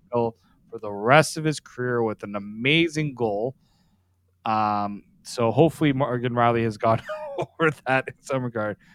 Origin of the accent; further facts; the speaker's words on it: Toronto, Ontario, Canada; I'm from Etobicoke